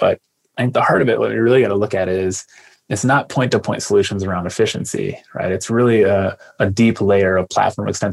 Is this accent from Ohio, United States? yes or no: yes; Lima, Ohio, United States; born or raised there